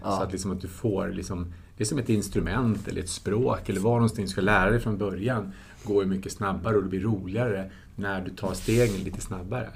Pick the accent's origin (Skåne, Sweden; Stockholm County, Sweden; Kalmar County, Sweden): Stockholm County, Sweden; Tyresö; Vi växte upp tillsammans i Tyresö